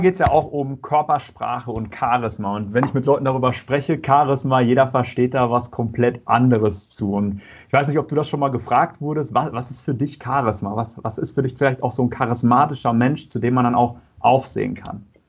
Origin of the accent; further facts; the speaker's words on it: North Rhine-Westphalia, Germany; Ich komme aus Nordrhein-Westfalen